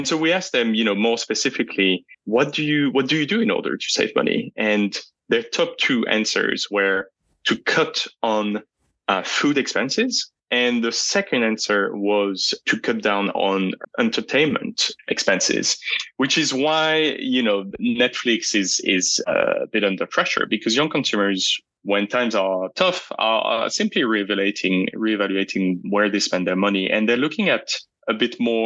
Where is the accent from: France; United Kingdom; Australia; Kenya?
France; I'm from France, so I can tell you about this topic. I was raised in an environment where I was told, don't mention the concept of race